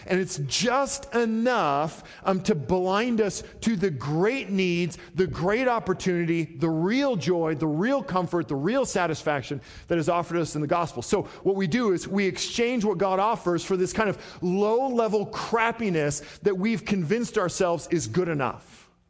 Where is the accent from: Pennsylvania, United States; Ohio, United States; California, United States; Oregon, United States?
Oregon, United States; Portland; I mean, I remember growing up, we grew up in Southeast Portland, which is not a great neighborhood.